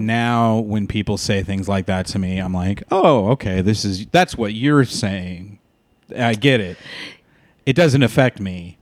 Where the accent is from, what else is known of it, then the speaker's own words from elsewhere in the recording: San Diego, California, United States; moved away as an adult; also born or lived in Walnut, California; now in Los Angeles, United States; we moved to San Diego when I was twelve. So I s, consider San Diego, like, my hometown, 'cause that's where I did all my growing up